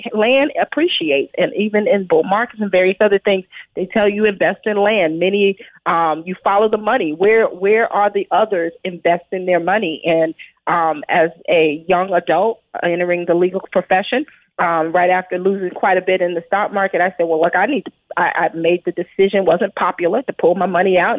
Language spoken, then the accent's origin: English; Brooklyn, New York, United States; as a child, I grew up in Brooklyn, New York, in a pretty urban environment.